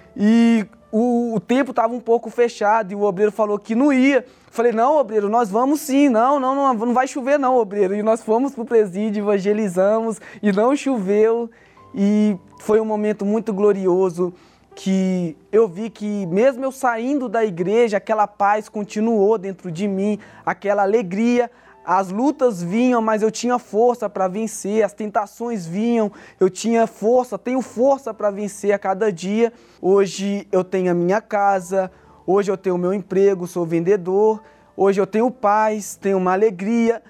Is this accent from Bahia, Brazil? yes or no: no; Belo Horizonte, Minas Gerais, Brazil; sou natural de Minas Gerais, Belo Horizonte.